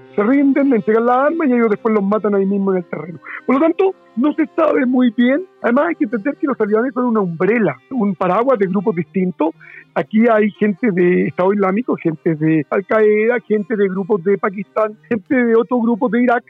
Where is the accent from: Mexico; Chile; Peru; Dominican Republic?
Chile; somos de Chile